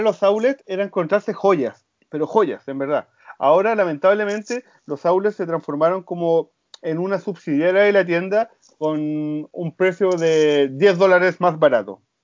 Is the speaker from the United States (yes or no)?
no; Chile; nosotros como los chilenos